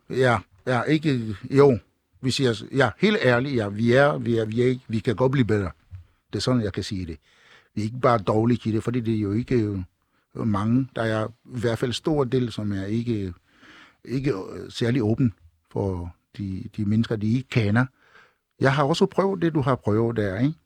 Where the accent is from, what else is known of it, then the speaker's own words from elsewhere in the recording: Togo; also born or lived in Kalundborg / Ringsted; now in Denmark; fra min barndom i Togo, Vestafrika